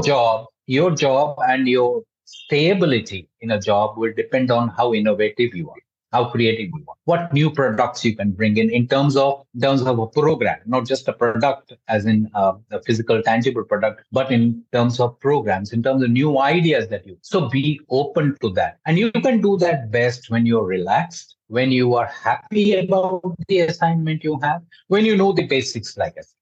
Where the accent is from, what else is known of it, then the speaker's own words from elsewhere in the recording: India; I'm an Indian